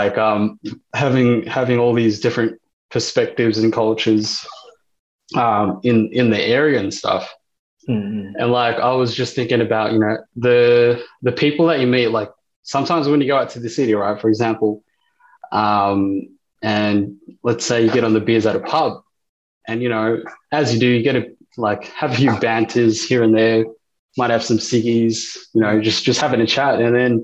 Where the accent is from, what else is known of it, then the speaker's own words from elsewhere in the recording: Melbourne, Victoria, Australia; we're from the West Side.